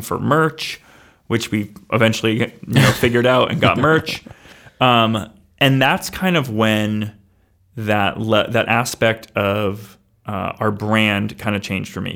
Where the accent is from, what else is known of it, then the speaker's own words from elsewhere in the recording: Somersworth, New Hampshire, United States; I, I grew up in Summersworth